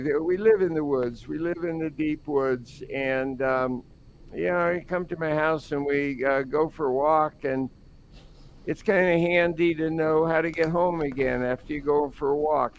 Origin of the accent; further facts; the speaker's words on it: New York City, New York, United States; We grew up in Brooklyn